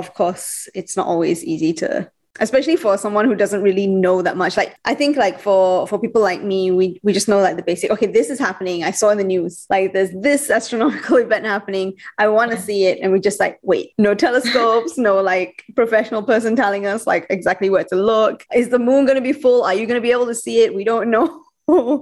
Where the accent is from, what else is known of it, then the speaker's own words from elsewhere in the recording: Sabah, Malaysia; I'm actually from Sabah